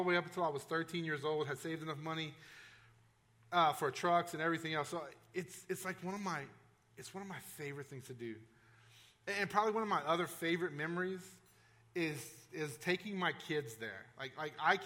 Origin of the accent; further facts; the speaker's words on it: South Louisiana, United States; I grew up in South Louisiana.